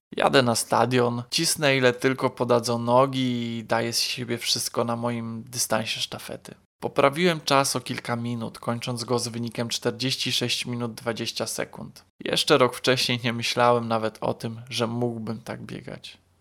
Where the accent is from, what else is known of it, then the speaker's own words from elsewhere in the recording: Płock, Masovian Voivodeship, Poland; Moje rodzinne miasto Płock ma 21 osiedli mieszkaniowych